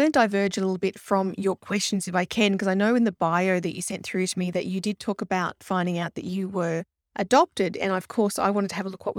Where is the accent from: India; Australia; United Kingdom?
Australia; Blacktown, New South Wales; I know Blacktown. I was born in Blacktown.